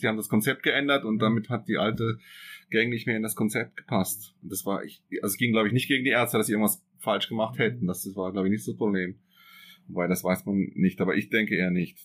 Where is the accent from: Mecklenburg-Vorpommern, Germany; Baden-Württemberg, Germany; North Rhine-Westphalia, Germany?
Baden-Württemberg, Germany; Freiburg im Breisgau; now in Switzerland; ich komme ja aus Freiburg im Breisgau